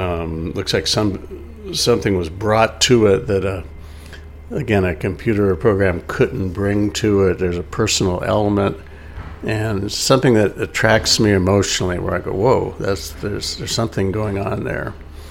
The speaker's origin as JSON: {"language": "English", "region": "California", "country": "United States", "also_born_or_lived": "Cocoa Beach, Florida", "said": "that I had a surprising amount of clout just because I was from California."}